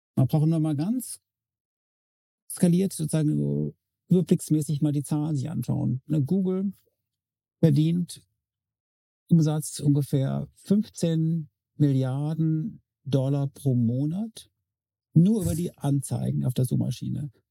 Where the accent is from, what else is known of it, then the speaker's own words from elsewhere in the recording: Freiburg, Baden-Württemberg, Germany; seit Dezember meine Heimatstadt Freiburg